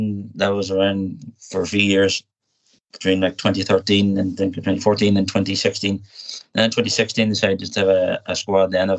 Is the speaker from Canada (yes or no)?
no; Donegal, Ulster, Ireland; from Donegal. I've been living there all my life.